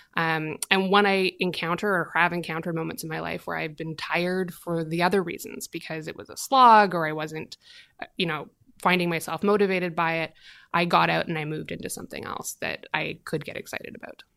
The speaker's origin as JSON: {"language": "English", "region": "Southern Alberta", "country": "Canada", "tie": "born or raised there", "said": "I grew up in Southern Alberta"}